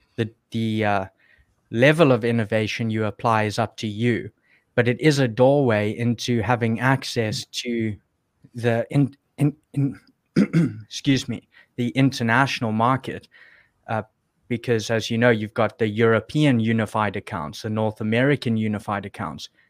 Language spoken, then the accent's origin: English; South Africa; moved away; I was still in South Africa, which is, is where I'm from. You can probably hear my accent